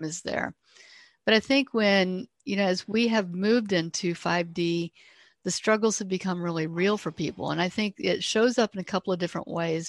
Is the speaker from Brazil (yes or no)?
no; Ohio, United States; I grew up here in Ohio